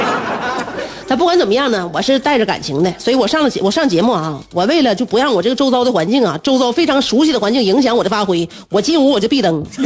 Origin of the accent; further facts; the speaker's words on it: the North, northern China, China; 我们北方呢，就能下雪了